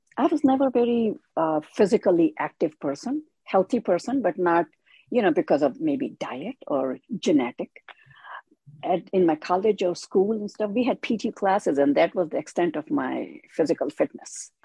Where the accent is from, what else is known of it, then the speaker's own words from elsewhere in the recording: India; moved away as an adult; now in United States; I was born in India. I came to USA when I was 21.